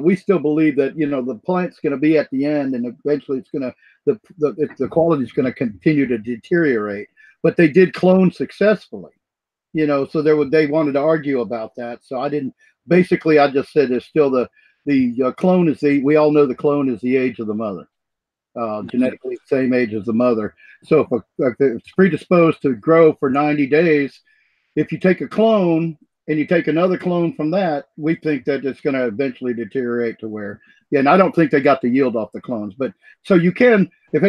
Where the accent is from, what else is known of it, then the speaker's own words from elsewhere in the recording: United States; I'm an American